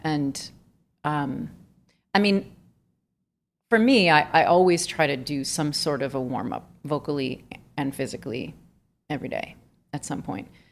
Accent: Miami, Florida, United States; moved away; I'm from Miami

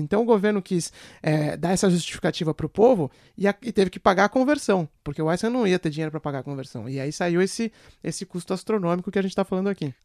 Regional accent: Brazil; accent: Brazilian; now in London, United Kingdom; Eu, com meu sotaque brasileiro

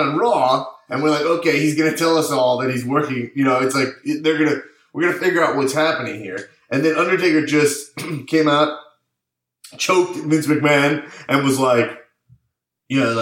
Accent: East Coast, United States; I'm from the East Coast

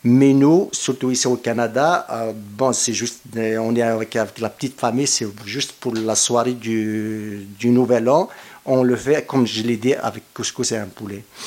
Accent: Kabylie, Algeria; moved away; je suis algérien

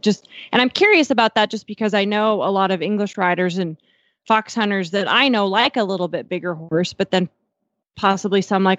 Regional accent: Eastern Montana, United States; now in Fort Worth, United States; And I grew up in Eastern Montana. My family had quarter horses, some quarter horse race horses

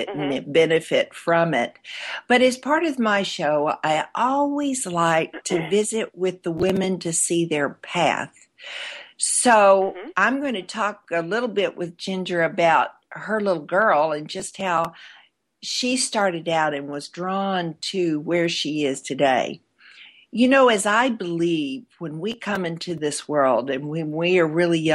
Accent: Arkansas, United States; When I was a little girl, growing up in Arkansas

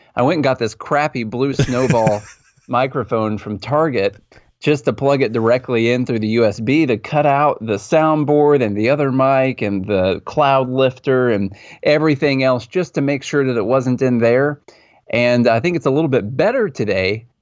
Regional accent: Mount Juliet, Tennessee, United States; born or raised there

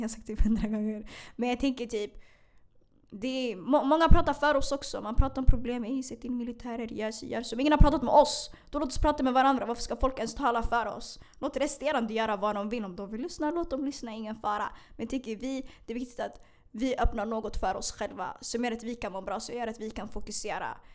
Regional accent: Stockholm, Stockholm County, Sweden; also born or lived in Hagsätra, Stockholm; Jag är född i Hagsätra, jag är uppvuxen i Bredäng.

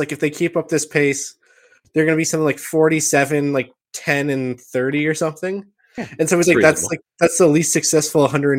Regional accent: Quebec, Canada; I remember all of his stories, like we grew up ice fishing in Quebec and I froze my hands off

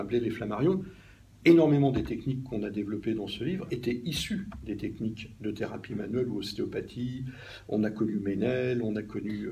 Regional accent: Normandy, France; moved away; also born or lived in Paris region; en Normandie, qui est, mon pays d'origine

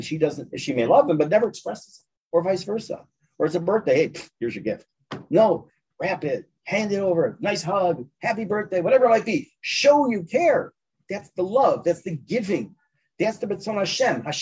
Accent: Chicago, Illinois, United States; moved away as an adult; now in Ma'ale Adumim, Israel; Born and bred in Chicago.

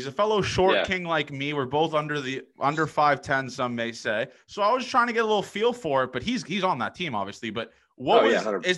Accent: Canada; I'm Canadian

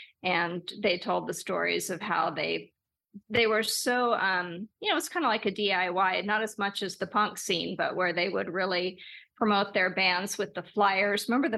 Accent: Los Angeles, California, United States; it is about growing up in Los Angeles with my wild mom and my rockin' dad, but it's also a parallel history of Los Angeles.

